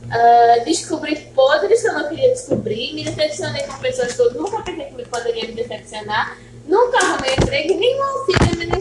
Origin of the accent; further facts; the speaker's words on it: Paraíba, Brazil; born there; é eu nasci na Paraíba. Só que ela veio pra cá.